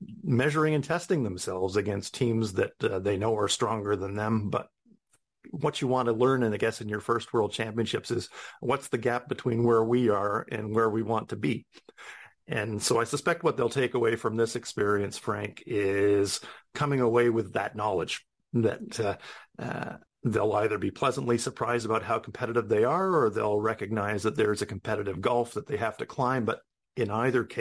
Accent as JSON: {"language": "English", "country": "New Zealand", "said": "being a New Zealander myself"}